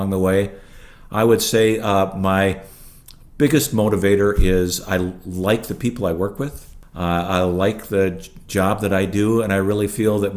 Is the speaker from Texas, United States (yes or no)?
no; International Falls, Minnesota, United States; also born or lived in Illinois / Bethesda, Maryland; I grew up in International Falls, Minnesota